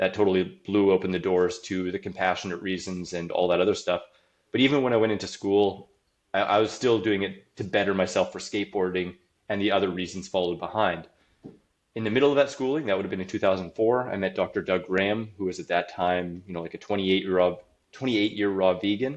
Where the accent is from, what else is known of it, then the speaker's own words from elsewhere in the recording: Saskatoon, Saskatchewan, Canada; I'm from Saskatoon, Saskatchewan, Canada. I was born in 1980 there.